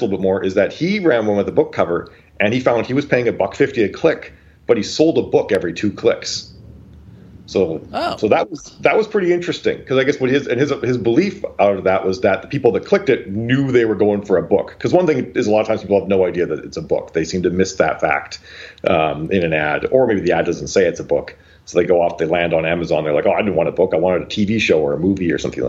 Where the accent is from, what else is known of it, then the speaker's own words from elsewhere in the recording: Canada; I'm from Canada